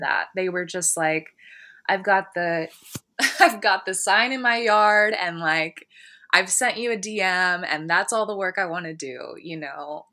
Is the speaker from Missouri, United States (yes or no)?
no; Columbus, Ohio, United States; also born or lived in California; now in Portland, United States; I'm from Columbus, and when I lived there, I actually was surrounded by, uh, a lot of black people